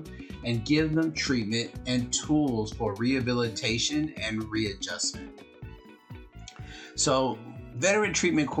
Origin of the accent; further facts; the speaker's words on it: Compton, California, United States; I grew up in Compton